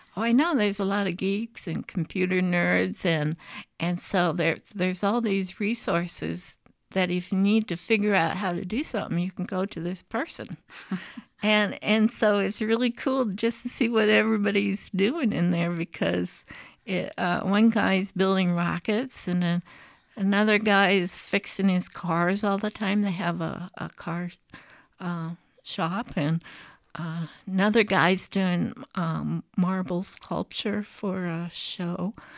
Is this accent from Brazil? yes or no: no; Bettendorf, Iowa, United States; this is my hometown. I'm a graduate of Bettendorf High School